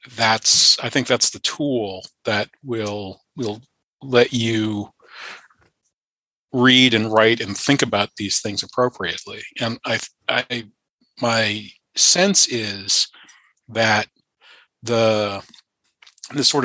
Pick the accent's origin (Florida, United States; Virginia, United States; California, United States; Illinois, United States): Virginia, United States; Charlottesville; I started at UVA while I was still in high school because it's my hometown